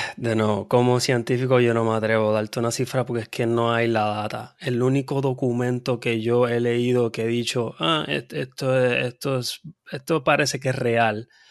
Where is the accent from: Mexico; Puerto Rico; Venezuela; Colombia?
Puerto Rico; Yo nací y criado en Puerto Rico